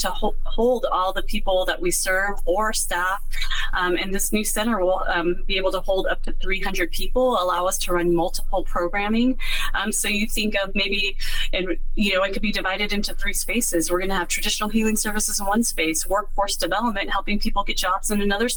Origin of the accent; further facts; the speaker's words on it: Bay Area, California, United States; I grew up here in the Bay Area.